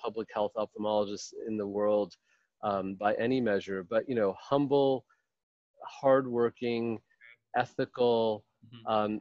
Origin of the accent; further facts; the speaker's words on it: Rochester, New York, United States; moved away as an adult; also born or lived in India / Albany, New York; now in Palo Alto, United States; So I was born in India. I grew up in upstate New York, in Rochester, New York.